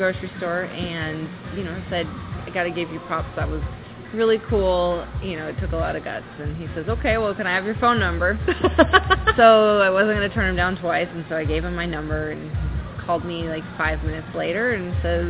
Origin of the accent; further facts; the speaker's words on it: Bellevue, Washington, United States; I was raised in Bellevue, so I'm a local, will be here forever